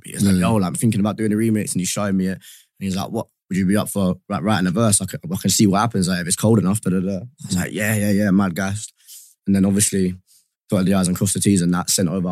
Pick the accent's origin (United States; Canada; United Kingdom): United Kingdom; white boy Brit. That kind of is me